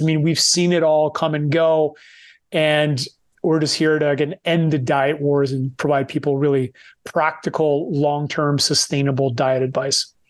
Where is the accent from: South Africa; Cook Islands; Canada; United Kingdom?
Canada; Moncton, New Brunswick; moved away; also born or lived in Vancouver; we're both from Eastern Canada, small part of, co, small province called New Brunswick, from a small city named Moncton